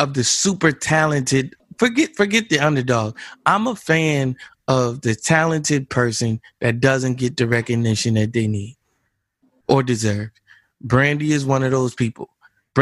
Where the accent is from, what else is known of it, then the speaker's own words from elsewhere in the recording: New Jersey, United States; I'm from Jersey